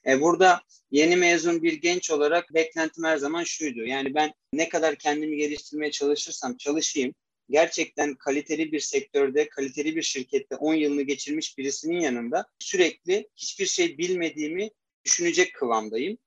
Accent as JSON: {"language": "Turkish", "region": "Istanbul", "country": "Turkey", "tie": "born or raised there", "also_born_or_lived": "Erzurum", "said": "1996 İstanbul doğumluyum. Aslen e, Erzurumluyum."}